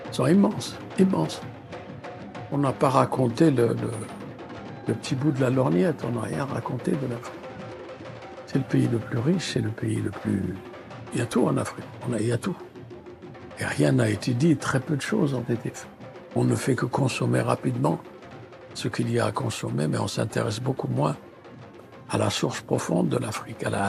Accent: Mauritania; born there; Je suis né à Taha, Mauritanie, dans un désert, une savane.

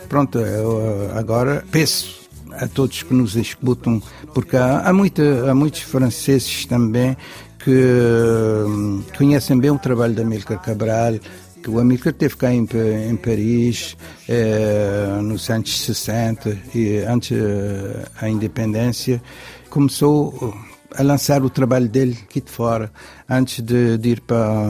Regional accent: Cape Verde; eu como cabo-verdiano

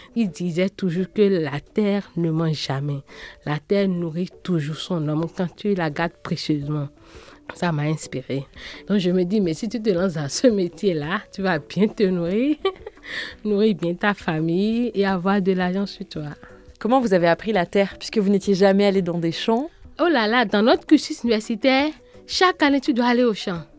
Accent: Porto-Novo, Ouémé, Benin; Je suis née au Bénin, Porte-Novo, la capitale politique du Bénin.

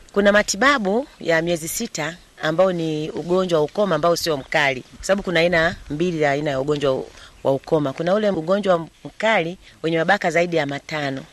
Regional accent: Mtwara, Tanzania; moved away as an adult; now in Shinyanga, Tanzania; mi ni mwenyeji wa Mtwara

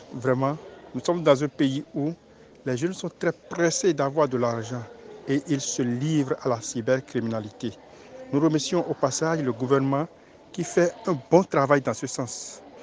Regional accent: Grand-Popo, Mono, Benin; je suis originaire de la commune de Kampopo, plus précisément de l'arrondissement d'Adjaha

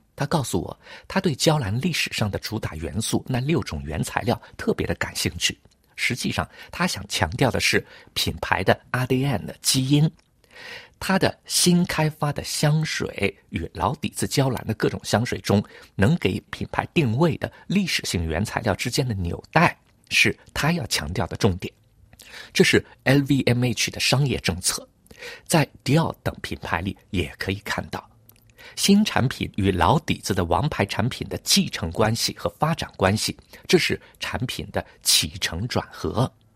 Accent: Hangzhou, Zhejiang, China; now in Paris, France; 小的时候在杭州

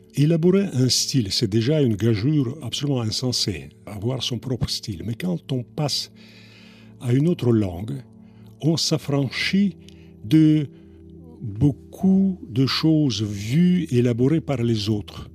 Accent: Russia; moved away as an adult; now in France; mon pays d'origine

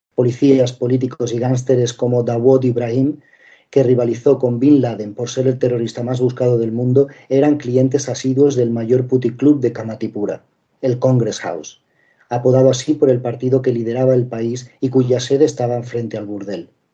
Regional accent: Linares, Andalusia, Spain; moved away as an adult; also born or lived in Madrid / London / Asia; soy periodista español, nacido en, Linares, provincia de Jaén, al sur en este caso de, de España.

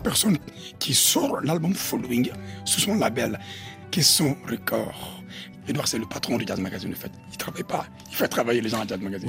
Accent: Mali; now in France; je viens de l'Afrique.

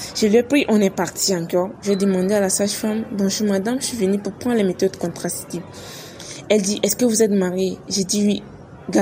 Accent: Chad; chez nous au Tchad

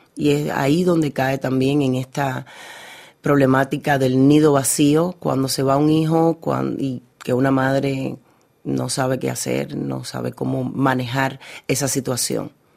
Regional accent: Havana, Cuba; en Cuba, en La Habana, en, el lugar donde yo nací

